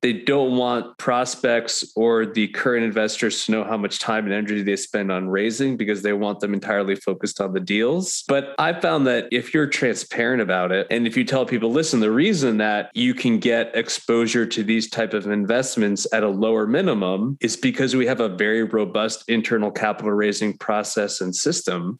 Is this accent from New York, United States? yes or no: yes; New York, United States; moved away as an adult; also born or lived in Connecticut; now in Nashville, United States; I'm a New Yorker originally